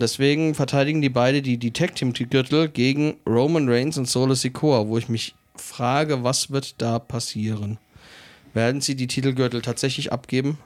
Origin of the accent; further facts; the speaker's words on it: Germany; bei uns in Deutschland